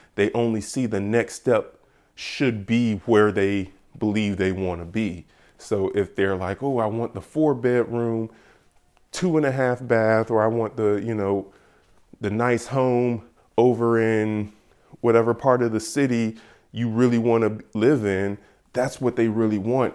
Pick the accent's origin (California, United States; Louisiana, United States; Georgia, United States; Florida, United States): Georgia, United States; I am from Georgia.